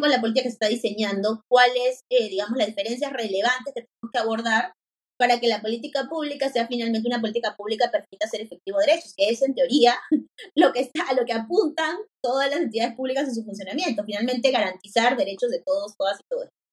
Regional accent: Lima, Peru; yo soy de Lima

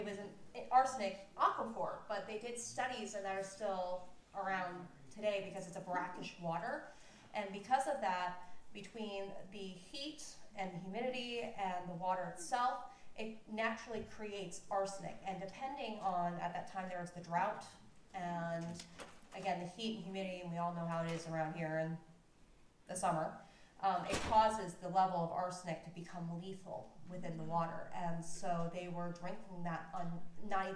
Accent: Virginia Beach, Virginia, United States; also born or lived in Norfolk, Virginia; I spent most of my life in Virginia Beach

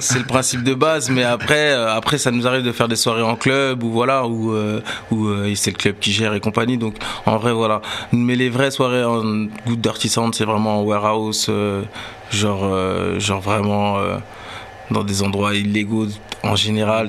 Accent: Sevran, Île-de-France, France; on vient de Sevran, c'était en 2011

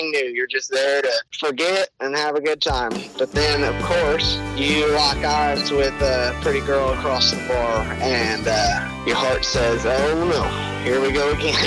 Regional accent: Willis, Texas, United States; I grew up in Willis on the north end of Lake Conroe, not too far from you

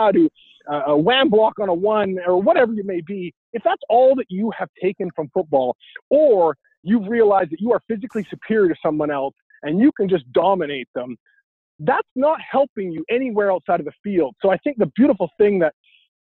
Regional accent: Vancouver, British Columbia, Canada; growing up in Vancouver, UW was just down the street

